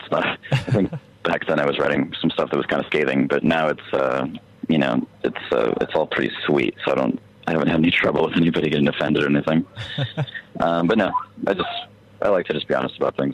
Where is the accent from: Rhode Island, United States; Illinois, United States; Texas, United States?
Texas, United States; El Paso; moved away; I was also in my hometown El Paso, which things move a lot slower there